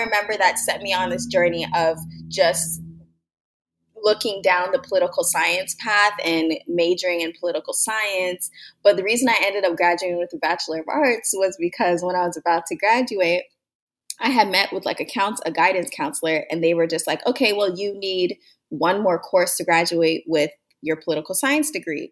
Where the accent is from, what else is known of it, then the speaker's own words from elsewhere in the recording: Mississauga, Ontario, Canada; also born or lived in Toronto; I was born in Toronto, Ontario, Canada. And I growing up, I was just a girl. We moved from the city, Toronto, to Mississauga